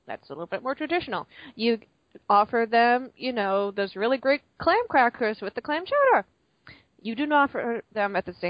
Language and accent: English; Massachusetts, United States; Now, as it's been brought up, I am from Massachusetts. I actually lived not too far north from Boston.